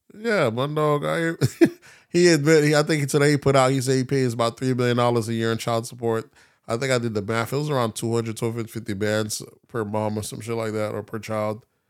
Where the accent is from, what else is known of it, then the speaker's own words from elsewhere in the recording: the South, United States; I'm from the South, 'cause I grew up heavy on that.